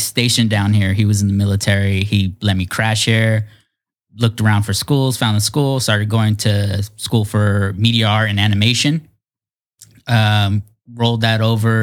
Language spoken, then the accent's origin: English; Fresno, California, United States; moved away as an adult; now in San Diego, United States; I grew up in Fresno, moved down here in 2006 to go to art school.